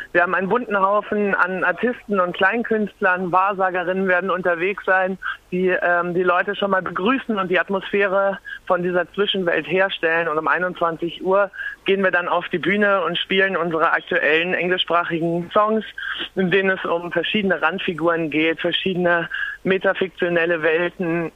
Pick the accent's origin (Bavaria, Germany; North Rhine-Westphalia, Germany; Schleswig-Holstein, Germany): Schleswig-Holstein, Germany; Lübeck; now in Berlin, Germany; Ich komme aus Lübeck, direkt von der Ostsee